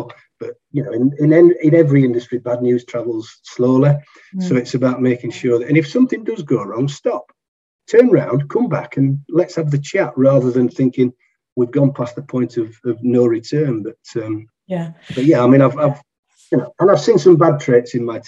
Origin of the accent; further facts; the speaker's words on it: Yorkshire and the Humber, United Kingdom; I'm a Yorkshireman